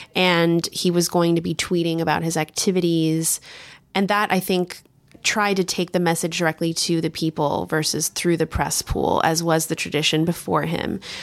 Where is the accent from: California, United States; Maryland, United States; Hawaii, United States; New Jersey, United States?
California, United States; also born or lived in Texas; now in Washington, D.C., United States; I grew up in California and I lived in Texas for a time